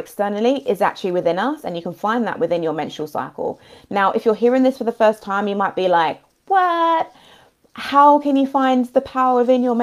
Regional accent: London, United Kingdom; I'm from London as well

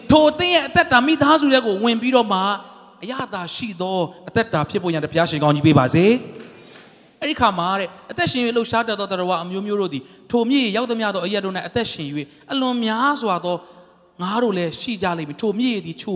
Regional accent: Monywa, Sagaing Region, Myanmar; born or raised there; moved away

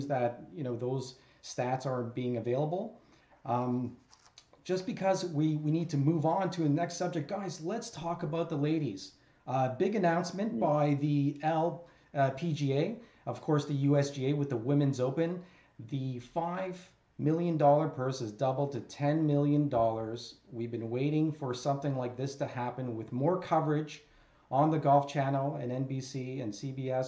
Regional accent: Canada; Us being Canadian

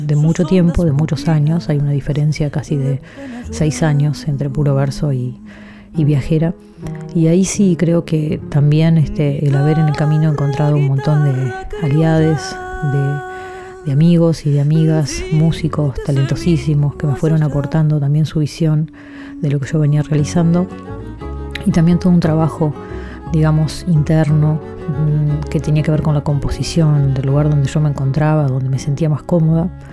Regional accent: San José de Mayo, San José, Uruguay; en San José, en mi ciudad natal

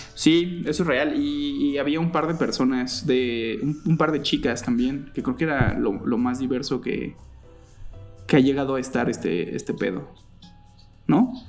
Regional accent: Cuautitlán Izcalli, State of Mexico, Mexico; tengo 35 años al momento y crecí en Cotlán Iscali

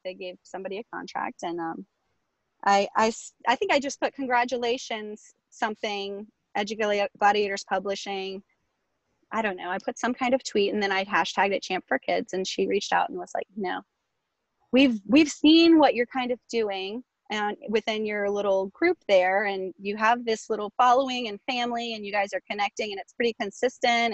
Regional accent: Virginia Beach, Virginia, United States; I went to school here. So it's like I returned home to my own district.

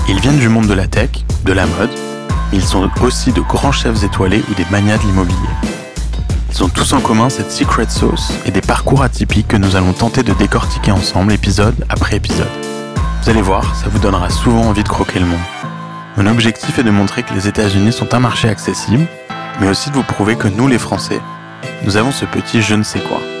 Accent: Paris, Île-de-France, France; moved away as an adult; now in New York, United States; J'ai grandi à Paris, tout à fait.

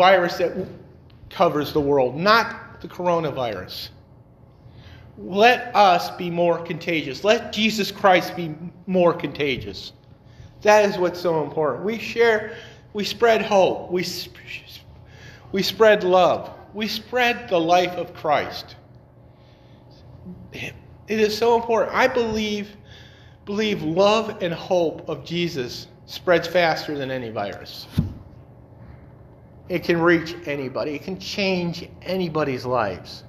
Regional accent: Detroit, Michigan, United States; also born or lived in North Carolina; I'm from Detroit

